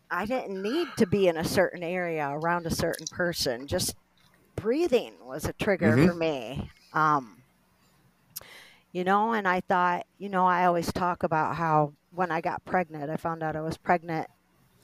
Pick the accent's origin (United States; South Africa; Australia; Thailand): United States; Tiffin, Ohio; now in Cleveland, United States; I'm from Northwest Ohio. I'm from Tiffin